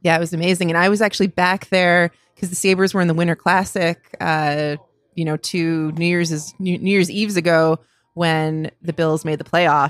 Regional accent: Cheektowaga, New York, United States; moved away as an adult; also born or lived in Buffalo; I was born in Buffalo in the city, and then we moved to Cheektowaga when I was, like, four years old, so lived mostly there up until I went to college

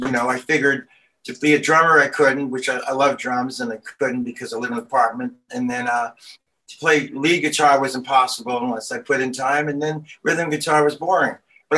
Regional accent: Brooklyn, New York, United States; Well, growing up in Brooklyn was a good time.

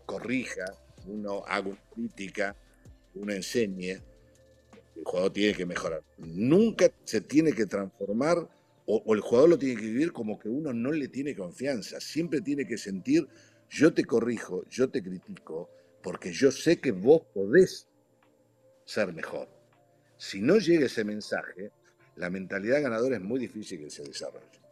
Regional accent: Argentina; moved away as an adult; also born or lived in Italy; yo viniendo de Argentina

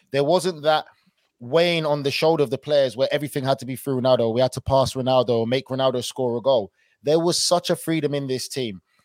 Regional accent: United Kingdom; being British

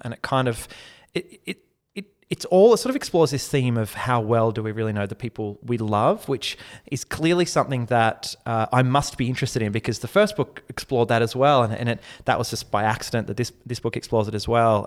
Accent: Mornington, Victoria, Australia; moved away; I grew up in a, a very beautiful, uh, little corner of Victoria, the Mornington Peninsula.

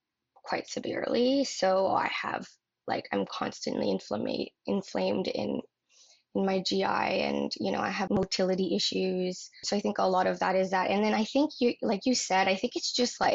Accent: northern Ontario, Canada; now in Toronto, Canada; I grew up in a rural, very rural town in northern Ontario. Oh yeah, I'm from Canada.

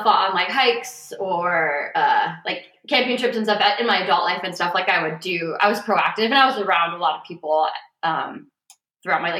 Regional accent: Cleveland, Ohio, United States; Growing up in a suburb of Cleveland. I was born in Cleveland proper

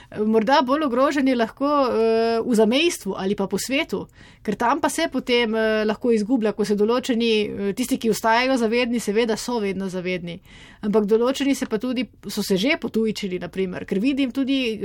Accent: Slovenia; se zavedamo, da smo Slovenci

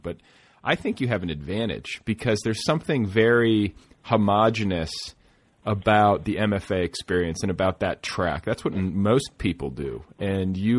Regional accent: Indiana, United States; I'm from Indiana

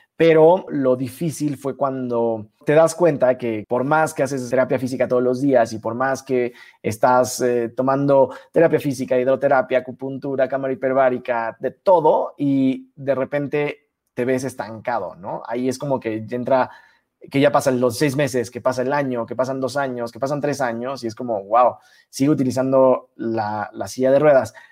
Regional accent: Cancún, Quintana Roo, Mexico; moved away; also born or lived in Mexico City; viniendo de Cancún, que ahí fue donde nací, me mudé a la Ciudad de México

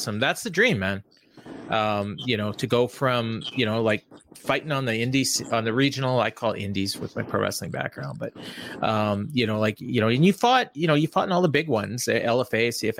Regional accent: Winnipeg, Manitoba, Canada; I'm Winnipeg.

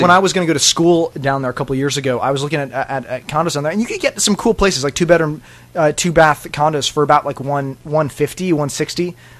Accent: Chicago, Illinois, United States; I'm from Chicago

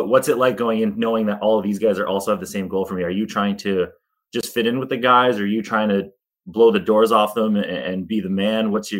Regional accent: Canada; I'm from Canada.

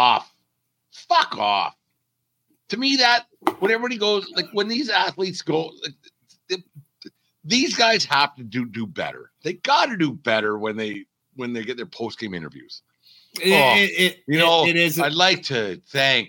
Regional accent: Canada; I'm Canadian through and through

